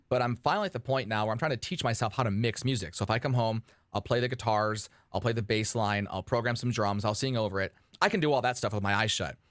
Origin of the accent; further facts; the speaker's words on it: Detroit, Michigan, United States; outside of Detroit, Michigan, my hometown